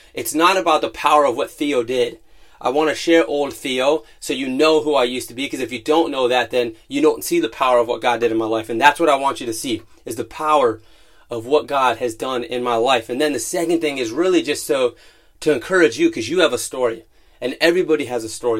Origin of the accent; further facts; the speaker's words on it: Youngstown, Ohio, United States; I grew up in Youngstown, Ohio, in a full-blooded Italian family